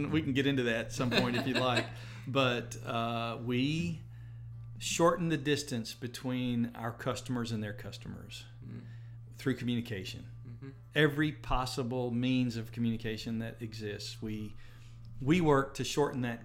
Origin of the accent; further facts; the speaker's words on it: Hohenwald, Tennessee, United States; now in Jackson, United States; I'm from Middle Tennessee originally. I grew up in Hohenwald, Tennessee.